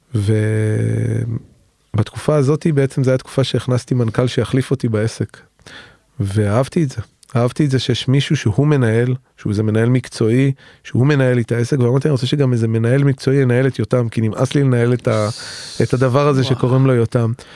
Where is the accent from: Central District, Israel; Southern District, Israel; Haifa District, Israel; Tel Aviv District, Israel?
Tel Aviv District, Israel; Tel Aviv; בתור תל אביבי שמאלני